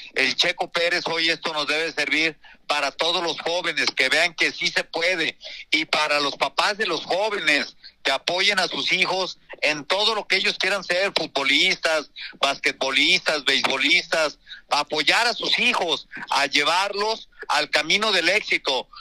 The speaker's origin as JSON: {"language": "Spanish", "country": "Mexico"}